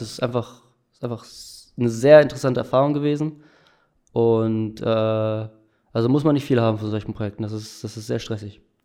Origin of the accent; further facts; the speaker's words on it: Delbrück, North Rhine-Westphalia, Germany; in Delbrück, wo ich herkomme